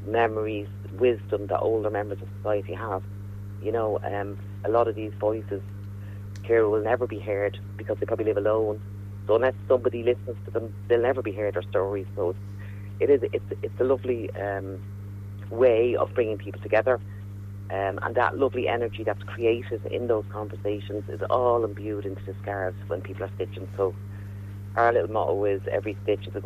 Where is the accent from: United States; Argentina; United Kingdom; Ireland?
Ireland; us as Irish people